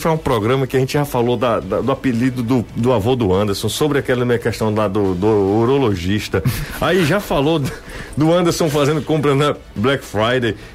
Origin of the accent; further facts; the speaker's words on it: Aracati, Ceará, Brazil; eu morei na Rua Grande. Minha infância inteira foi na Rua Grande